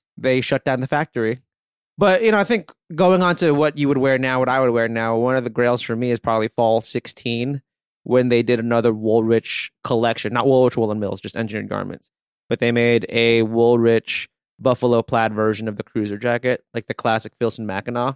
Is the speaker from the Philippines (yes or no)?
yes; Philippines; moved away; I was born in the Philippines